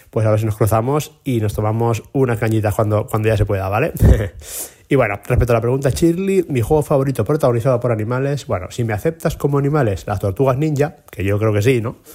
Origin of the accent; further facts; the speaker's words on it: Valencian Community, Spain; moved away as an adult; now in Málaga, Spain; yo soy un valenciano que lleva ya más de 10 años viviendo en, en Málaga, en la ciudad de nuestro amigo Alberto.